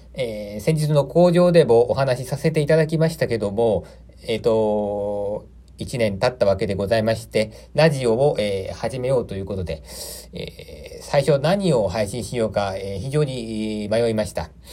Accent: Aichi, Japan; moved away as an adult; also born or lived in Tokyo; 私は、愛知県の生まれでございまして

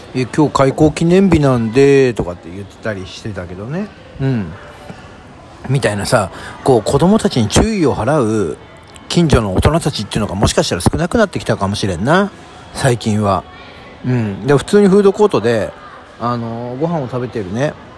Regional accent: southern Saitama Prefecture, Japan; 私の出身であります埼玉県南部

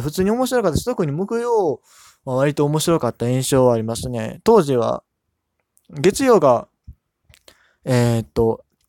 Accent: Kansai, Japan; now in Yokohama, Japan; 横浜に住んでるんですけど、関西出身でして

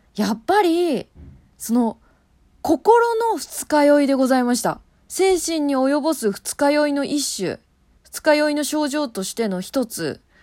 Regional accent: Kanto, Japan; 関東人としては、落花生の産地といえば千葉なんですよ

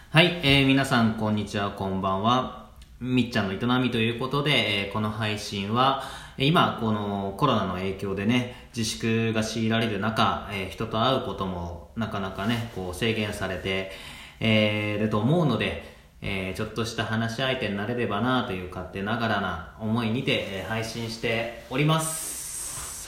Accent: Chiba, Japan; also born or lived in Osaka; 実はね大阪生まれで、えー、なんですが、まあ、3歳まで向こうにいてでこっちに、えー、千葉の方に引っ越してきたんですけども

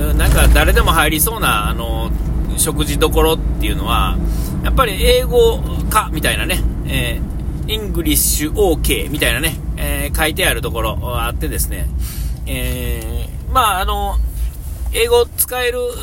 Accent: Nara, Japan; moved away as an adult; now in Shiga, Japan; 京都と奈良がそれぞれ、嫁さんと僕の実家

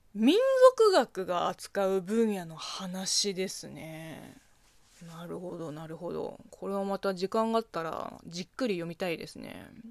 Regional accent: China; moved away; 中国生まれ中国育ちの私

